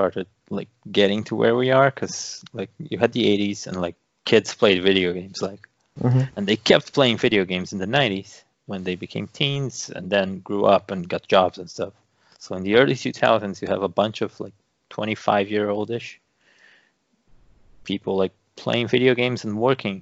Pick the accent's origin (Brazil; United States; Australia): Brazil; being Brazilian